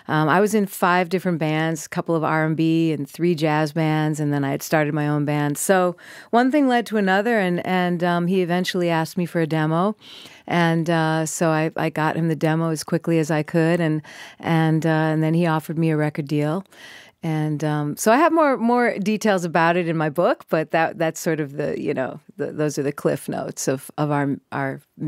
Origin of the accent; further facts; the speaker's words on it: Minneapolis, Minnesota, United States; Obviously I'm from Minneapolis